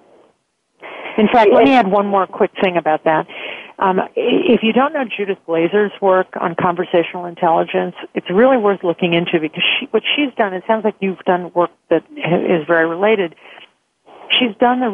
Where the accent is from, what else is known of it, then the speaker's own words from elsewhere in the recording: Chicago, Illinois, United States; being a Chicagoan